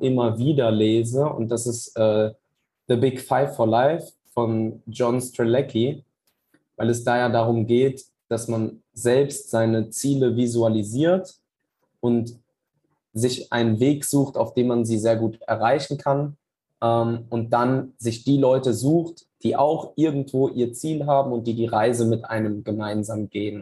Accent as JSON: {"language": "German", "town": "Wiesbaden", "region": "Hesse", "country": "Germany", "said": "Ich komme tatsächlich aus Wiesbaden."}